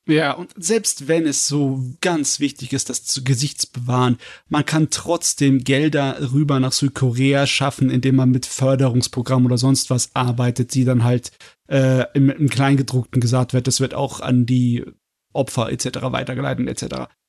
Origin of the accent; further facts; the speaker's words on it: Germany; Als Deutscher